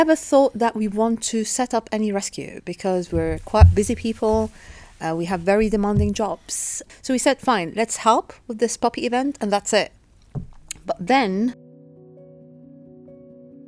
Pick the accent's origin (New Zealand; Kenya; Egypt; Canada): Egypt; also born or lived in United Kingdom; now in Qatar; I was born in UK, but I was raised in Egypt, and I live in Qatar since, let's say, 17 years now.